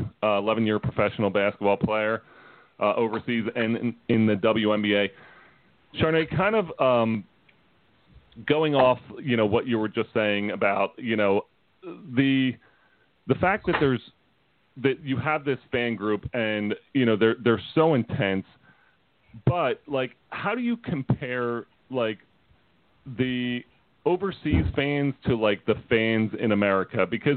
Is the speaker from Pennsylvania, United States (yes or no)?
yes; Philadelphia, Pennsylvania, United States; And granted, we're from Philly.